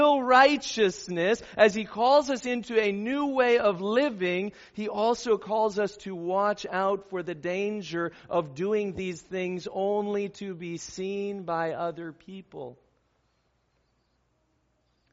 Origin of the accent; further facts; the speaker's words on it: Southern California, United States; where I grew up in Southern California